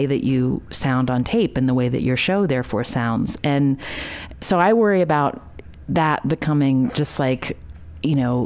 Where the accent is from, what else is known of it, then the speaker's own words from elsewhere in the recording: West Virginia, United States; growing up in West Virginia